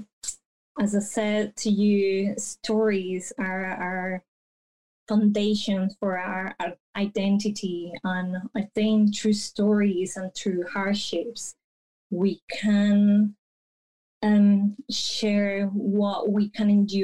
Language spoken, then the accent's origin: English; Bello, Antioquia, Colombia; also born or lived in Medellín; I grew up like half an hour away from Medellin in this town called Bello